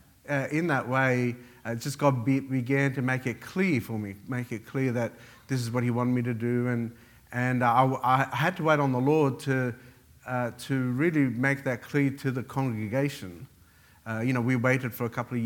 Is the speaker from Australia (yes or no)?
yes; Australia; also born or lived in Beirut, Lebanon; I was born in Lebanon, Beirut, and came to Australia in 1977. I was 9 years old.